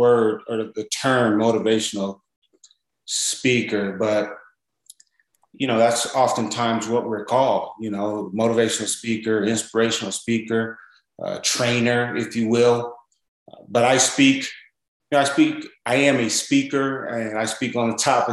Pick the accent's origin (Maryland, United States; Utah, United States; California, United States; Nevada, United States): California, United States; Los Angeles; I'm originally from South Central